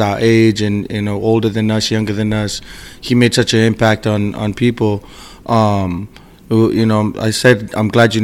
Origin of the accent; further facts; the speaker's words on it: Fiji; now in Seattle, United States; I was born and raised in Fiji.